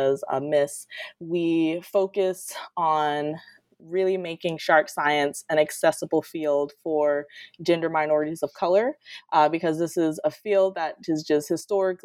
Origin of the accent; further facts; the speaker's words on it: Detroit, Michigan, United States; moved away as an adult; now in Florida, United States; I'm originally from Detroit, Michigan, actually, and grew up accessing the ocean through books and things like that. So I moved to Florida for my undergrad, and I've been in Florida ever since